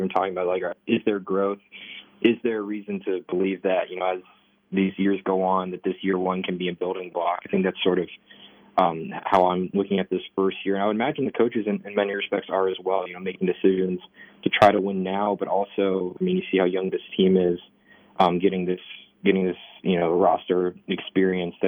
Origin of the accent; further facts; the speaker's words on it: Cincinnati, Ohio, United States; also born or lived in Indiana / Japan; now in Lawrence, United States; grew up in the Cincinnati area